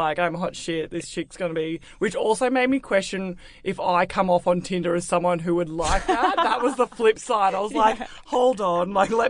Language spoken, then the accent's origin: English; Melbourne, Victoria, Australia; now in Sydney, Australia; I grew up in Melbourne.